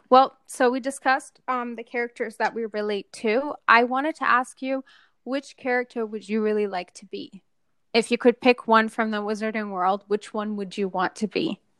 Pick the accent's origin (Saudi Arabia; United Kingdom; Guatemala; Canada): Saudi Arabia; moved away; because we grew up in Saudi and we did go to an American school